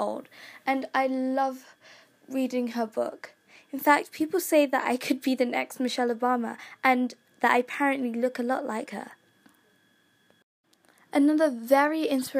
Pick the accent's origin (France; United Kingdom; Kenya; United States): Kenya; I'm from Kenya